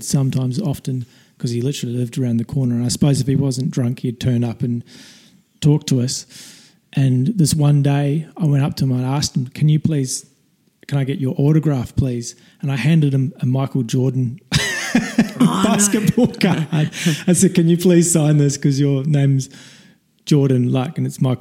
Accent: Woodbury, Canterbury, New Zealand; When I was in the small town that I grew up in New Zealand, it's called Woodbury

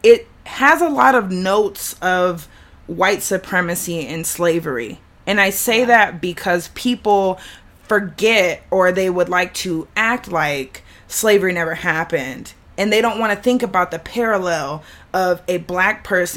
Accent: the South, United States; I'm from the South

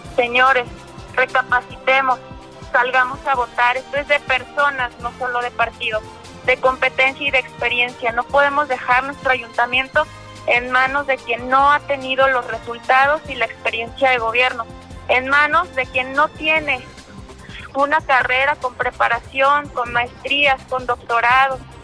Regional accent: Zapopan, Jalisco, Mexico; Soy zapopana, soy mexicana

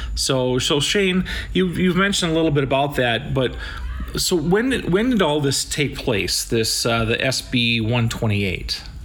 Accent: Sioux Falls, South Dakota, United States; I'm from Sioux Falls

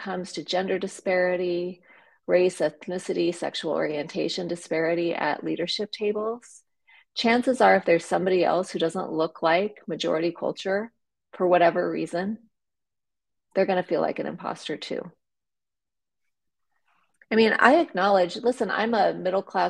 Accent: South Dakota, United States; moved away as an adult; also born or lived in Nebraska; I grew up in a very small town in rural South Dakota

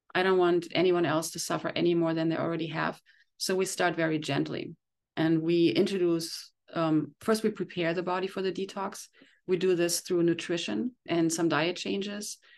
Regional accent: Germany; moved away as an adult; now in Encinitas, United States; I came from Germany twenty years ago

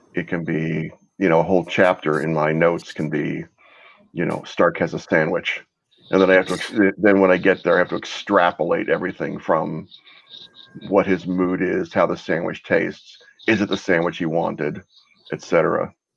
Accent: Texas, United States; also born or lived in Brooklyn, New York; I was born in Brooklyn, moved to Texas when I was a kid

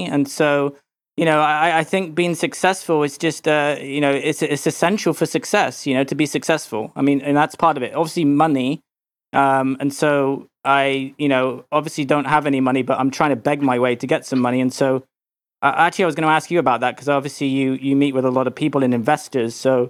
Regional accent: England, United Kingdom; now in United States; Well, I was brought up in England, and I really didn't like it there.

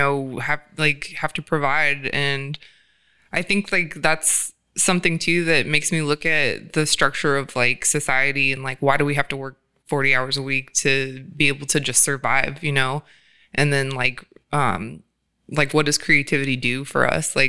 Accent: Georgia, United States; now in California, United States; I'm from Georgia

